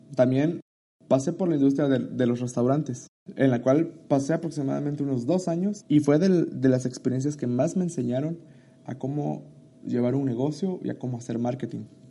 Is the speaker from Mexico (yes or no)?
yes; Tuxtla Gutiérrez, Chiapas, Mexico; soy de Tuxtla Gutiérrez, Chiapas